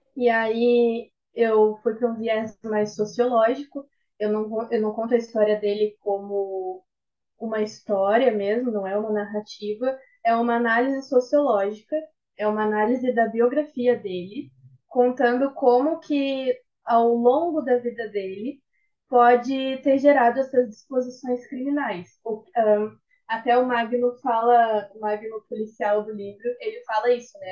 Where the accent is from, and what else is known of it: Rio Grande, Rio Grande do Sul, Brazil